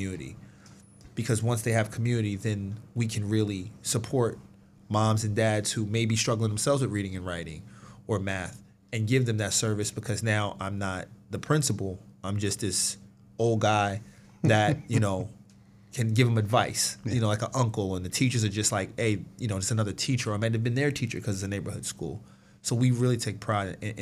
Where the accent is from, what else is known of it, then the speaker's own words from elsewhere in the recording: New York, United States; now in Hamilton, United States; I'm from New York